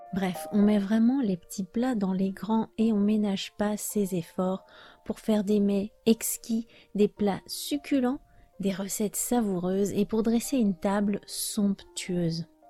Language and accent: French; France; je suis française